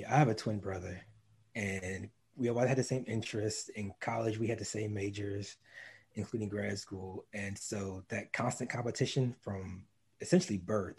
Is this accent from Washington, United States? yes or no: no; North Carolina, United States; also born or lived in DC area; So I'm from the DC area. That's what I claim. Before that, I grew up in Eastern North Carolina. I was an Army brat growing up, so I moved all over, but I spent the longest in Eastern North Carolina.